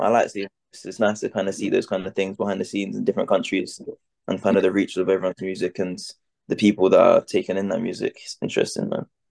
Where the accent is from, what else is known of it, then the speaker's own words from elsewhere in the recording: London, United Kingdom; I'm an artist from London